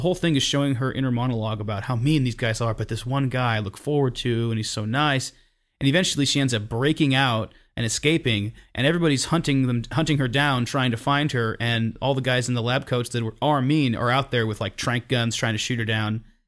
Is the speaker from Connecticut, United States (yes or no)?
no; Napa, California, United States; growing up in Napa, California